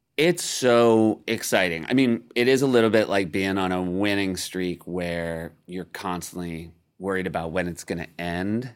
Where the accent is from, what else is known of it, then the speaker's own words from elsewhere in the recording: New Hampshire, United States; also born or lived in Midwest; I consider myself a New Hampshirite one hundred percent.